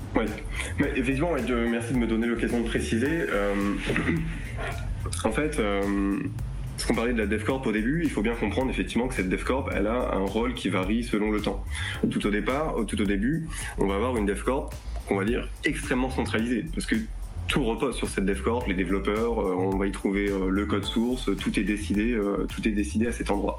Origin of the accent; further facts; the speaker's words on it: France; on est français